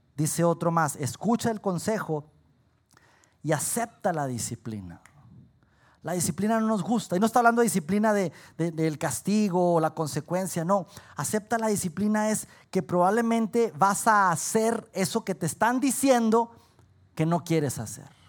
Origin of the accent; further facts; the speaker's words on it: Saltillo, Coahuila, Mexico; los que somos aquí de Saltillo